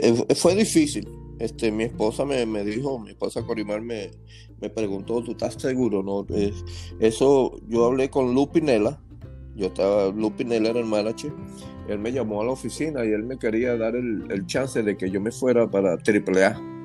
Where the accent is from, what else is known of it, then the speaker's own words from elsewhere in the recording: Venezuela; Me encantaba jugar en mi país. Y ahí me hice, ahí crecí, ahí aprendí a jugar el béisbol